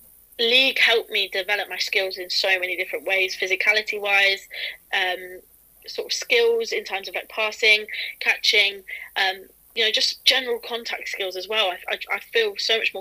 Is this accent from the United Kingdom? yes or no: yes; Peterborough, East of England, United Kingdom; also born or lived in Hertfordshire; now in Hitchin, United Kingdom; I went to school in Peterborough